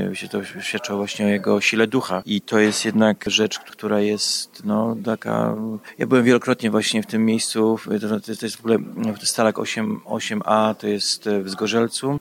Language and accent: Polish; Canada; ja też jestem Kanadyjczykiem